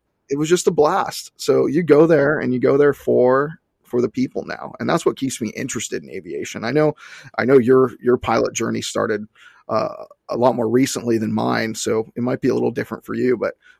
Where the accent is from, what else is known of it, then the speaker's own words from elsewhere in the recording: Southern California, United States; we're from Southern California